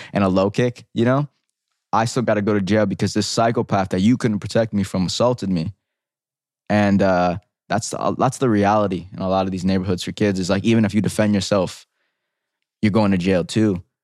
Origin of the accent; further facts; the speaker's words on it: New York City, New York, United States; growing up in the Bronx